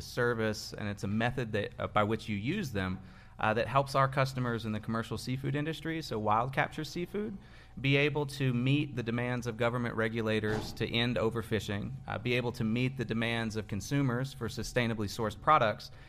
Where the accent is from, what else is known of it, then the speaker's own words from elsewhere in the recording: Lexington, Kentucky, United States; I'm from here in Lexington, grew up, went to Paul Lawrence Dunbar